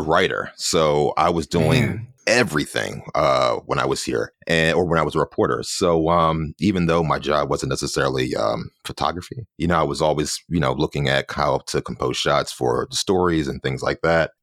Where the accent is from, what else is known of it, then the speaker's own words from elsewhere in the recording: Philadelphia, Pennsylvania, United States; moved away as an adult; now in New York City, United States; I'm originally from Philadelphia, and I've been here in New York for about 15 or so years